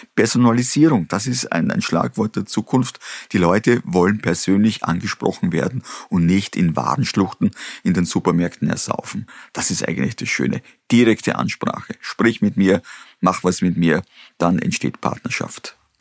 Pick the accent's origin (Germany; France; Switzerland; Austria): Austria; Ich bin in der Region aufgewachsen, auf einem kleinen Bauernhof